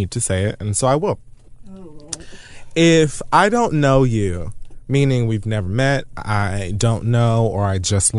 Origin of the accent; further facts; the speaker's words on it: Miami-Dade County, Florida, United States; I'm from Miami-Dade County